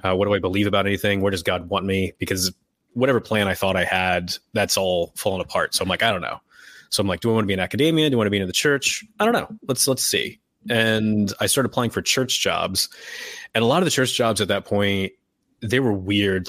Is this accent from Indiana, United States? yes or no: yes; Indiana, United States; moved away as an adult; also born or lived in Georgia / Scotland; I grew up in Indiana and then, uh, moved around a lot for school.